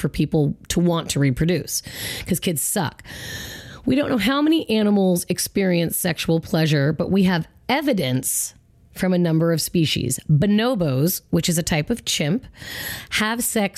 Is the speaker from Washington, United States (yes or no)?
yes; Federal Way, Washington, United States; I went to Federal Way High School